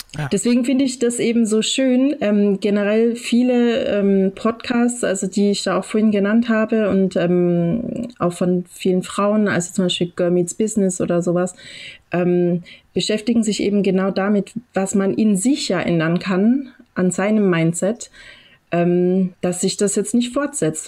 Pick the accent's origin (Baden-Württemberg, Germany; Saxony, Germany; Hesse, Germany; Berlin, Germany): Saxony, Germany; Dresden; moved away; also born or lived in western Germany; ich selber komme aus dem Osten ursprünglich, ich bin in Dresden geboren